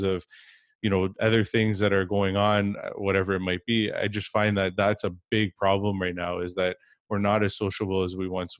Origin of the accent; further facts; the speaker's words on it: Canada; I'm from Canada